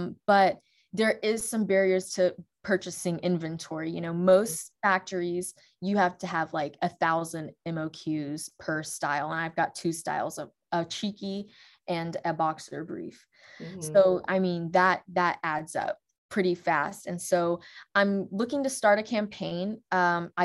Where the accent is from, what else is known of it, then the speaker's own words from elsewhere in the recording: Alabama, United States; also born or lived in England; I grew up in Alabama. I've lived in multiple cities across Alabama